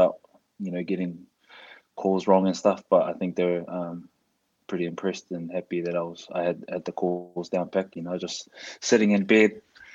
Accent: Auckland, New Zealand; moved away as an adult; also born or lived in Wales; born and bred in Auckland

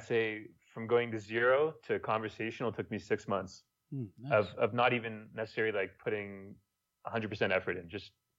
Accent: Montreal, Quebec, Canada; first language French; English is a second language; moved away as an adult; also born or lived in South Korea / Thailand; now in Ecuador; speaking with my shitty Spanish accent, like coming from French, you know, from French Montreal.

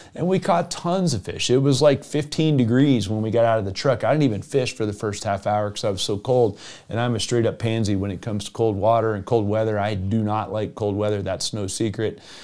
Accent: Evergreen, Colorado, United States; I grew up in Evergreen, Colorado as a, as a junior high and high schooler

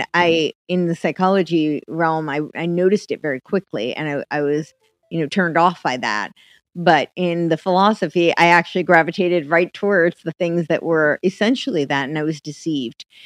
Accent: United States; moved away as an adult; also born or lived in Manhattan / Los Angeles; I grew up right outside New York City

